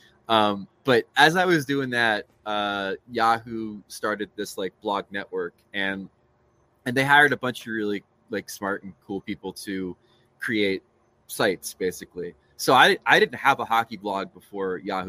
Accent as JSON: {"language": "English", "town": "Matawan", "region": "New Jersey", "country": "United States", "tie": "born or raised there", "also_born_or_lived": "Maryland / Northern Virginia", "moved": "as an adult", "said": "I grew up in Mattawan"}